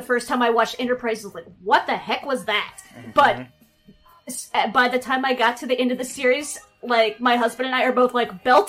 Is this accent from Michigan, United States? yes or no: no; East Tennessee, United States; I'm from East Tennessee